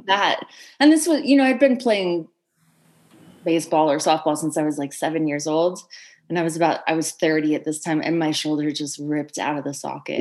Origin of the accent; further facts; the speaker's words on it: Orem, Utah, United States; moved away; I grew up in Orem, Utah, which is on the Wasatch Front under the shadow of an 11,000 foot mountain about one hour south of Salt Lake City